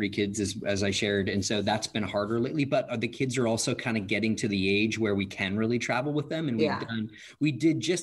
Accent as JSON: {"language": "English", "town": "Issaquah", "region": "Washington", "country": "United States", "tie": "born or raised there", "said": "I grew up in Issaquah"}